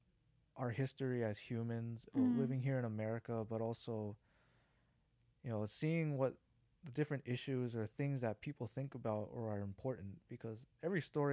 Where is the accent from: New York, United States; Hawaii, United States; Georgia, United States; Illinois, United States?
Hawaii, United States; Honolulu; So I grew up in Hawaii. I grew up in this town called Kalihi.